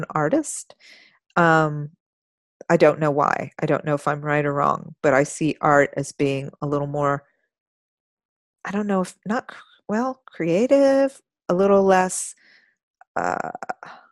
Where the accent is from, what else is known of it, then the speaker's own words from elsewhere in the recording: Austin, Texas, United States; I grew up in Austin. Oh, I wasn't born here, but I grew up here